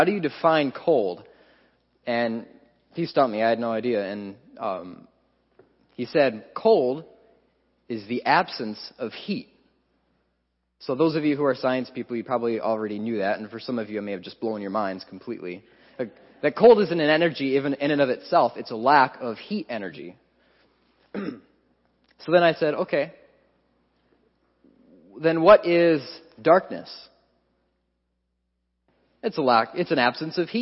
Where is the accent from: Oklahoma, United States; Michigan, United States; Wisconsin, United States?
Wisconsin, United States; moved away; my home state, Wisconsin